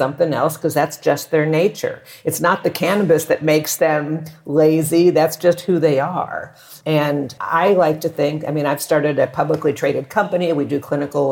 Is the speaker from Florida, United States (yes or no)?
no; Texas, United States; now in Mexico; I grew up in Texas